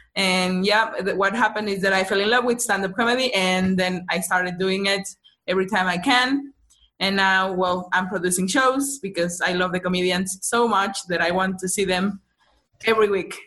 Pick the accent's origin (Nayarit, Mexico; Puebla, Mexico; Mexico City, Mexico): Mexico City, Mexico; I'm from Mexico City.